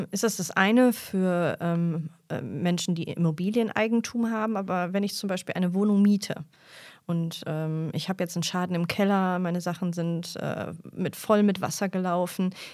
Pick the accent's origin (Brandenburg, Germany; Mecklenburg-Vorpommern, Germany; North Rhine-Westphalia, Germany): North Rhine-Westphalia, Germany; Mülheim an der Ruhr; Ich komme jetzt aus Mülheim an der Ruhr.